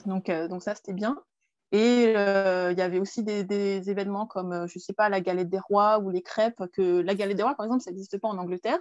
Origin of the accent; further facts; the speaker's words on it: Paris region, Île-de-France, France; moved away as an adult; also born or lived in England; Je suis née euh, en France, en région parisienne